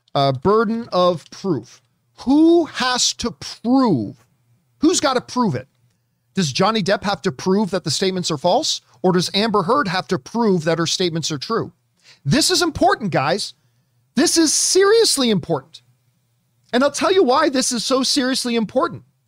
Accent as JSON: {"language": "English", "country": "Canada", "said": "I'm Canadian"}